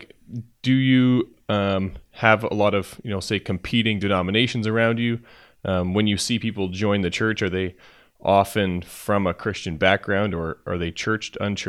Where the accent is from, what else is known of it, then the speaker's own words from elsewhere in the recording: Canada; we're from Canada